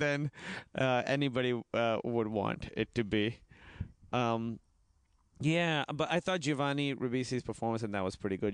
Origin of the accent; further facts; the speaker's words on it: Pakistan; moved away; I was in high school, and the way it works is in Pakistan, it's in high school